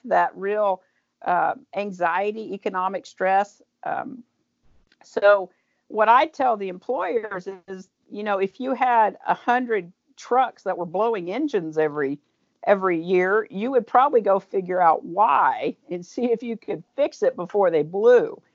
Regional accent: Tulsa, Oklahoma, United States; also born or lived in Owasso, Oklahoma; I grew up in Tulsa.

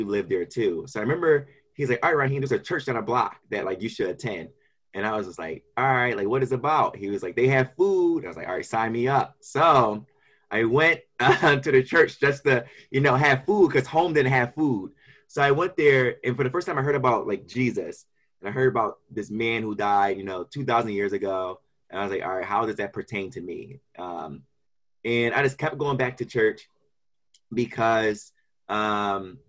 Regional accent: Philadelphia, Pennsylvania, United States; I'm from Kensington, Philadelphia, and I grew up there with my seven siblings

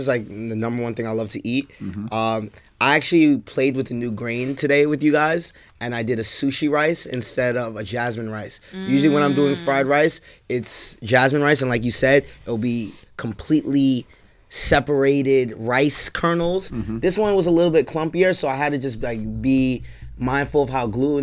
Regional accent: New York, United States; I guess I'm Nigerian, but I'm a nigga from New York, and all I knew growing up is New York hood food

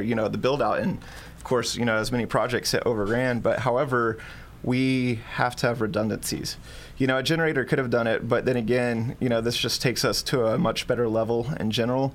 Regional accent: Texas, United States; now in Hawaii, United States; being my home state

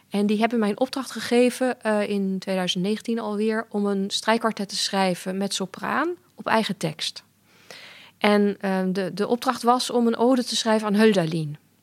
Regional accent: Germany; moved away; ik ben in Duitsland opgegroeid en ik schrijf ook soms in het Duits

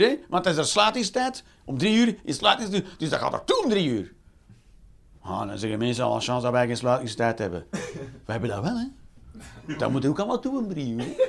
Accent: Belgium

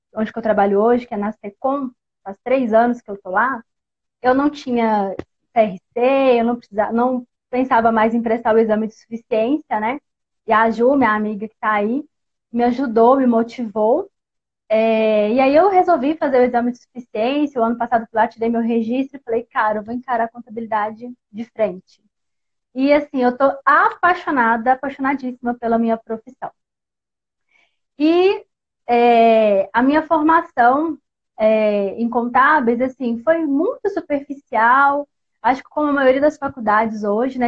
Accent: Barão de Cocais, Minas Gerais, Brazil; sou da Terrinha do Pão de Queijo, sou mineira aqui de Barão de Cocais

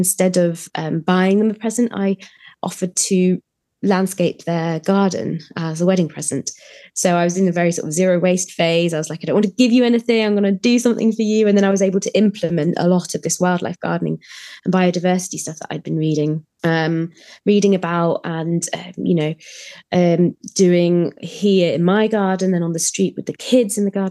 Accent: Germany; also born or lived in Leeds, United Kingdom; now in United Kingdom; I grew up in Germany

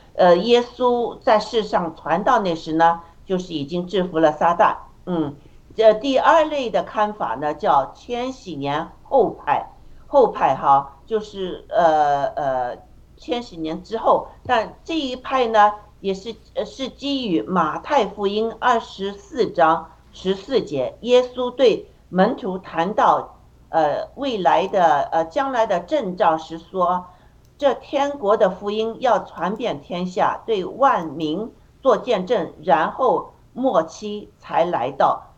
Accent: China; 我们中国人

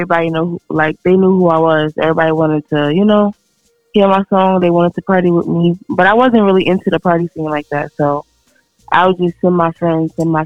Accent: Springfield, New Jersey, United States; I grew up in Springfield, New Jersey, like a whole bunch of just nerdy white kids

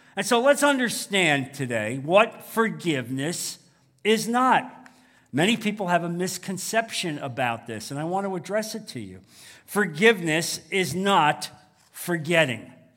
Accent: New Jersey, United States; now in Naples, United States; growing up in New Jersey

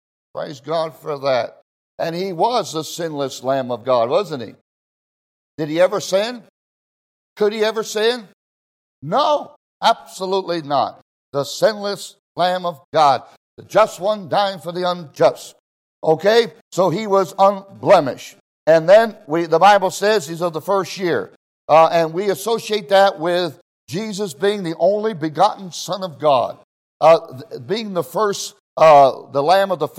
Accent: Israel; moved away; I grew up in Israel, all my young life

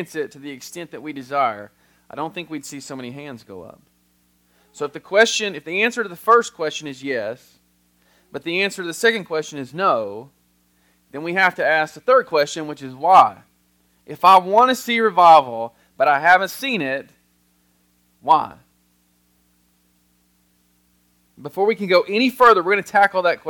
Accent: United States; as an American

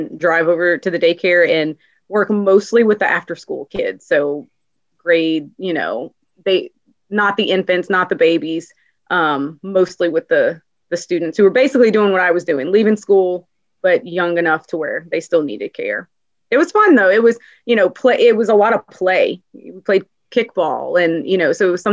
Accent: Louisiana, United States; born and raised in Louisiana

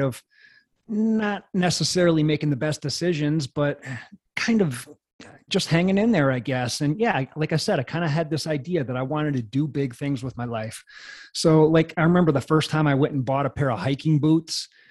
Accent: Janesville, Wisconsin, United States; I was just a kid in Wisconsin

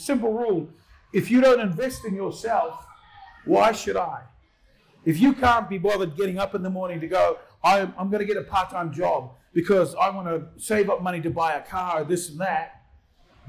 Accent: Auckland, New Zealand; now in Australia; I grew up in South Auckland. I grew up in once were Warriors territory

